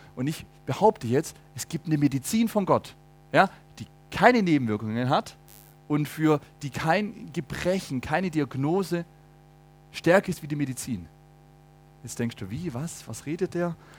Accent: Germany; bei uns in Deutschland

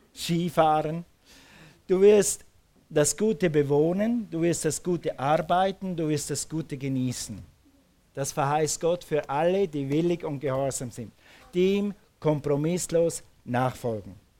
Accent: Switzerland; moved away; Als Schweizer wächst du mit dem Tessin auf

